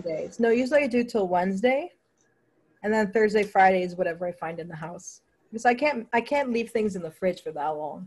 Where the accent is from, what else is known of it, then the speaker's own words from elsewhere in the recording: Toronto, Ontario, Canada; I'm from Toronto, Canada